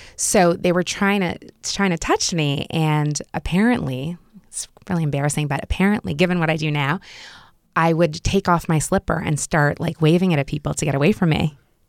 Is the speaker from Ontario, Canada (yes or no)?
no; Montreal, Quebec, Canada; also born or lived in Israel; I was brought up in Montreal, but we started off in a kibbutz in Israel and lived on a kibbutz for 6 months.